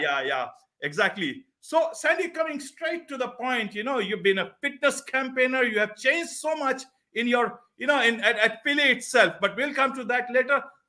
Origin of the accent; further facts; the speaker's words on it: India; in one corner of our country, uh, here in India